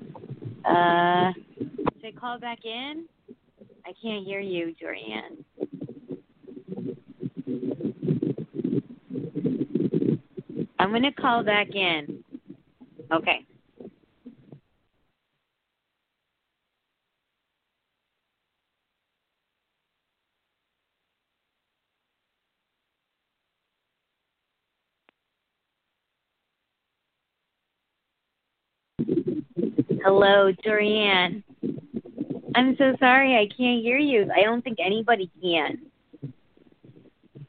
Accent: Connecticut, United States; I'm from Connecticut

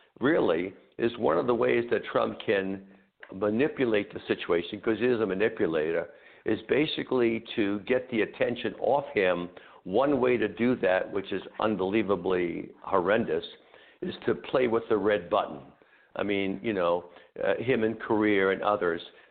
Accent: United States; we as American people

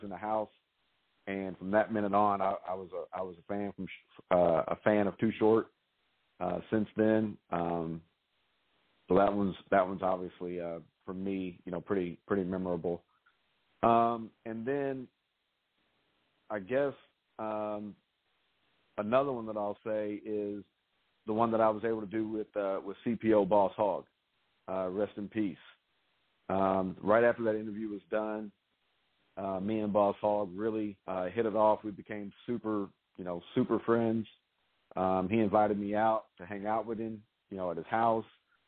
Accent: Louisville, Kentucky, United States; my hometown, and I was able to interview Ice Cube here in Louisville

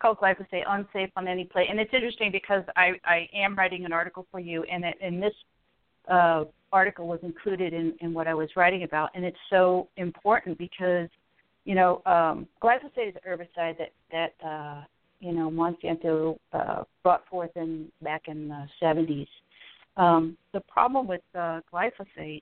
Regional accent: Connecticut, United States; moved away; I'm originally from Connecticut

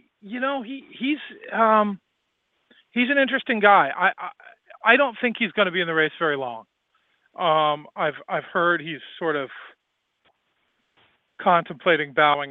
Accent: Rhode Island, United States; I love my home state and I love Providence

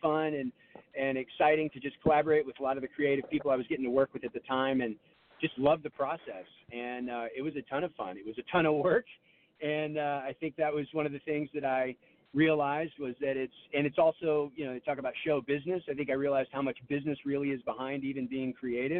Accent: Texas, United States; I'm from Texas.

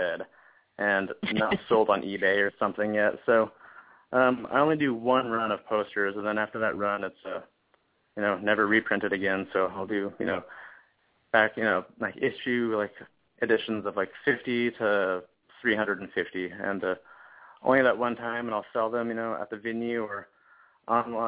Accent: Montana, United States; moved away as an adult; now in Seattle, United States; As a little kid, I grew up in Montana

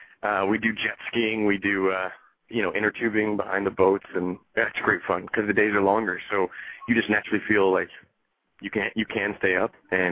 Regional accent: Fairbanks, Alaska, United States; moved away as an adult; also born or lived in Cleveland area, Ohio; now in New York City, United States; was born and raised in Fairbanks, Alaska. Spent 18 years of my life up there

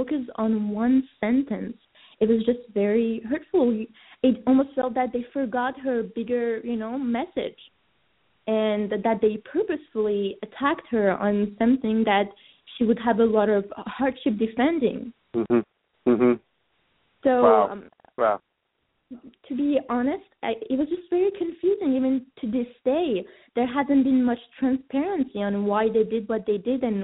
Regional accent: France; moved away; also born or lived in Iran; I was born in Iran and grew up in France

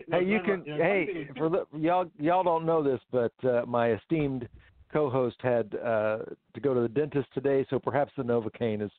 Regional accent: Houston, Texas, United States; I grew up in Houston

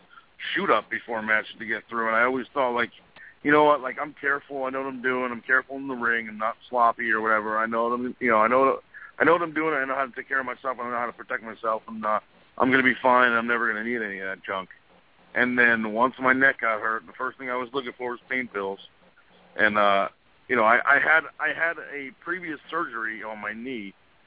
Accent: New Jersey, United States; I'm just some kid from New Jersey.

